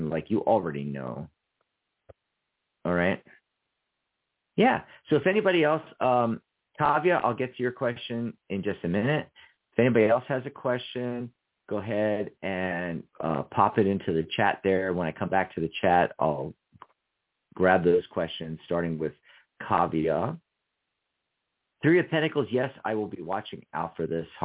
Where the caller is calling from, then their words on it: Chicago, Illinois, United States; I'm calling from Chicago.